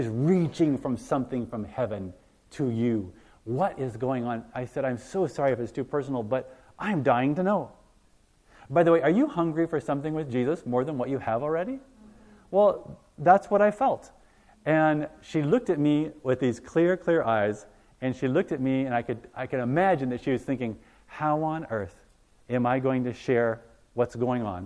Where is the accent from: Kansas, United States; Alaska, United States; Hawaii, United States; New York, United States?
Hawaii, United States; I was born and raised in Hawaii.